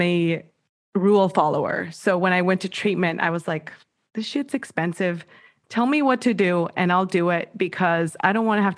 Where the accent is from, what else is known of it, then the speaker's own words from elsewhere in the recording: Mexico; moved away as an adult; now in United States; I was born and raised in Mexico. I moved to the States when I was 22